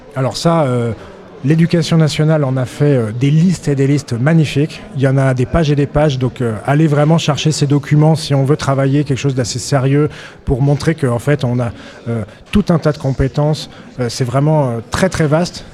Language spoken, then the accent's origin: French; Auvergne-Rhône-Alpes, France; je viens d'Auvergne